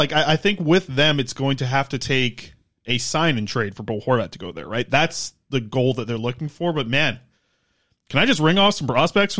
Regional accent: Nanaimo, British Columbia, Canada; I grew up in South Nanaimo

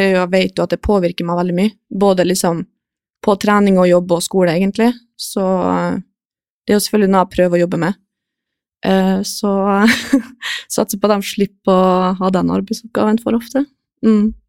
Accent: Kristiansund, Møre og Romsdal, Norway; moved away; jeg begynte vel høsten 2016, tror jeg, hjemme i Kristiansund

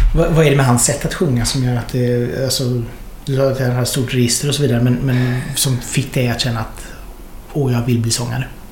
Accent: Hunnebostrand, Västra Götaland, Sweden; moved away; när jag kom från Hunnebostrand

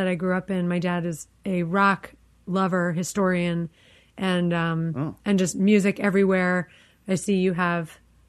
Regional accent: Washington, District of Columbia, United States; I am from here, from the Tenleytown, Friendship Heights area.

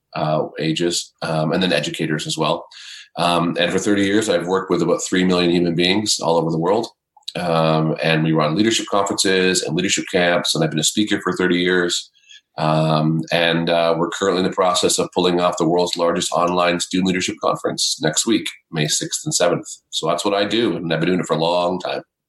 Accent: Canada; I'm a Canadian, um, living in the Great White North

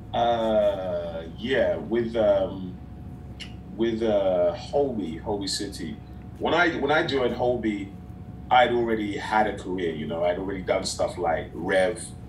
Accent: London, United Kingdom; moved away as an adult; now in Los Angeles, United States; I'm from East London

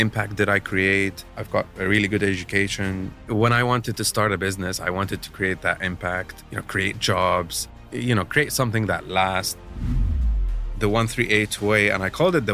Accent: Dubai, United Arab Emirates; also born or lived in Australia; Home is Dubai, really. Yeah. I'm originally from Palestine. Mm-hmm. Born and raised here in the land of the UAE

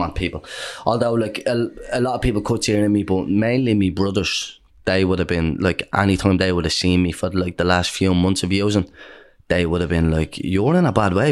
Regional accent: Dublin, Leinster, Ireland; Most people where I grew up in Dawes Estuary Flats, most people lived a similar life to us.

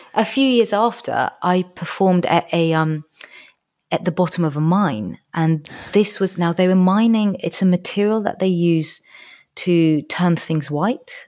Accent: Georgia; now in United Kingdom; it's my home country

